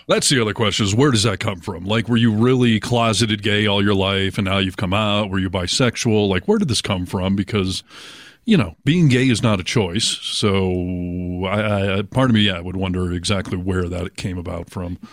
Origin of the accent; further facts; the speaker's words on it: Chelsea, Michigan, United States; moved away as an adult; also born or lived in Ann Arbor, Michigan; now in Seattle, United States; Well, I'm actually from Chelsea, Michigan, which is just outside of Ann Arbor, and then I moved to Ann Arbor when I graduated, lived there until I moved to Seattle